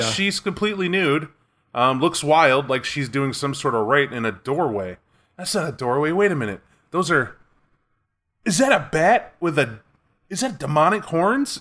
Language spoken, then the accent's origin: English; United States; I'm American